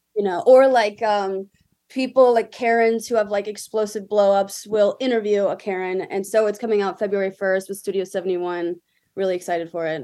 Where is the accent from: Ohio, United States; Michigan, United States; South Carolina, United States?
South Carolina, United States; Greenville; moved away as an adult; also born or lived in Philadelphia, Pennsylvania / Virginia; now in California, United States; I'm from Greenville, South Carolina, which is right next to Clemson